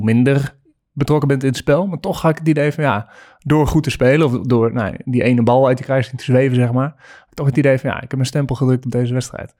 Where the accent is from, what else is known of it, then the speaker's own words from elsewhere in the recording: Friesland, Netherlands; als geboren Fries moest ik van mijn ouders eerst schaatsen